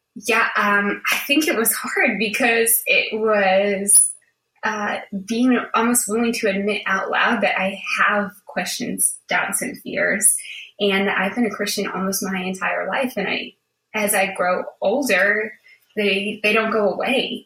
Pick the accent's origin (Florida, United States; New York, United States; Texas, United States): New York, United States; Buffalo; moved away as an adult; also born or lived in Charlottesville, Virginia; I grew up in Buffalo, New York, um, where it is very cold